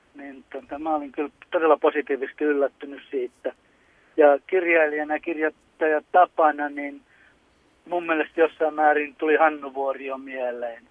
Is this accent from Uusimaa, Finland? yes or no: no; Jakobstad, Ostrobothnia, Finland; mä oon Pietarsaaresta, me järjestetään Runeberin viikkoa Pietarsaaresta